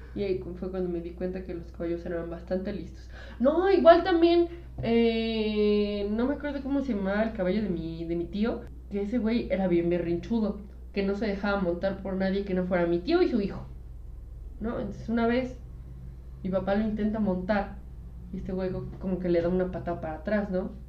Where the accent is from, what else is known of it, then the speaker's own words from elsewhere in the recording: Mexico City, Mexico; sí somos chilangos